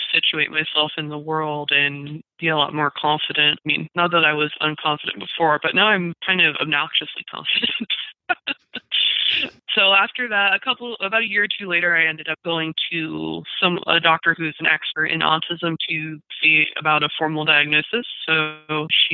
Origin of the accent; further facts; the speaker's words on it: Redlands, California, United States; my hometown of Redlands, California